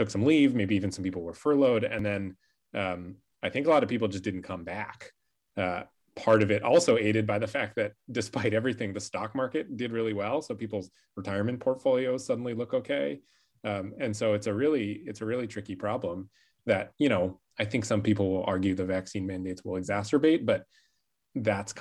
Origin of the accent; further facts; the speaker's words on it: Bainbridge Island, Washington, United States; I grew up on Bainbridge